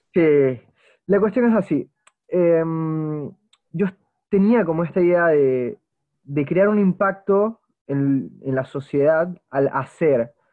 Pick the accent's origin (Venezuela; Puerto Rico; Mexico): Venezuela; Margarita Island, Nueva Esparta; mi bisabuelo fue una persona que declaró el lugar donde yo nací, la Margarita, Venezuela